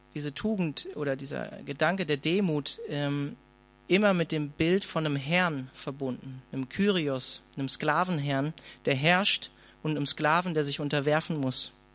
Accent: Hanover, Lower Saxony, Germany; ich komme eigentlich aus der Kell, eigentlich aus Hannover

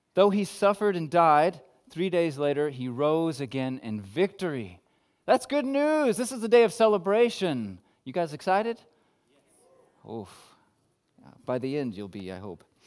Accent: United States; I'm American

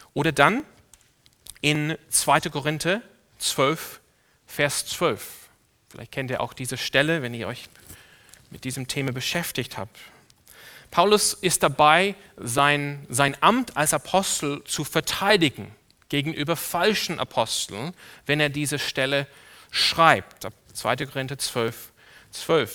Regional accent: Sydney, New South Wales, Australia; now in Germany; Ich bin aufgewachsen in einer Ortsgemeinde in Sydney, in Australien.

